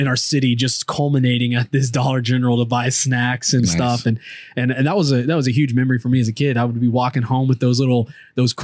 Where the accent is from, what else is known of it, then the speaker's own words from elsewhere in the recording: Richwood, Texas, United States; I am a born and raised in this small little huddle of cities.